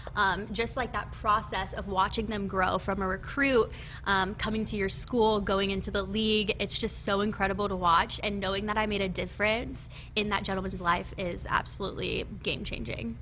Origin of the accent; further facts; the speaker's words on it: Elkhorn, Nebraska, United States; also born or lived in Florida; I was born and raised in Nebraska, um, originally from Elkhorn, Nebraska